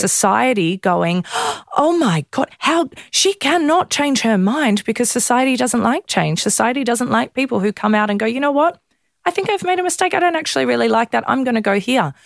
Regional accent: Melbourne, Victoria, Australia; I grew up in Melbourne

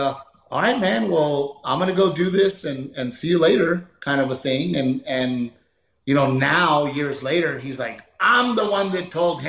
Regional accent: Texas, United States; And being a Texan, you know, I get so frustrated because Texas should have another NFL team

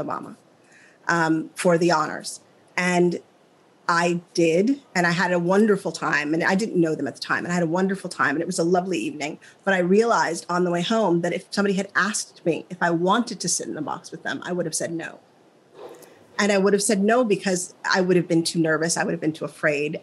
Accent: Midwest, United States; moved away; I'm from the Midwest.

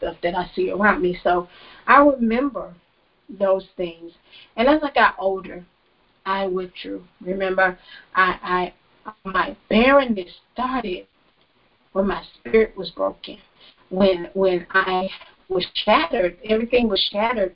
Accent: Florida, United States; I moved to another city in the same state, in the state of Florida

